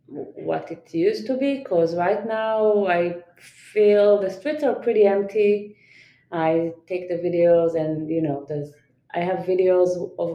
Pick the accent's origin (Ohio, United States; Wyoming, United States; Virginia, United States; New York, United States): New York, United States; where are you from, I'm gonna say New York. But most people will not accept that answer because of my accent.